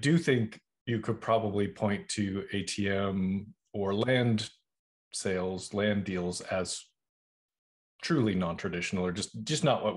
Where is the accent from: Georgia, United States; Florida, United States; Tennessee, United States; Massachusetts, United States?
Massachusetts, United States; Boston; now in Los Angeles, United States; I grew up in Boston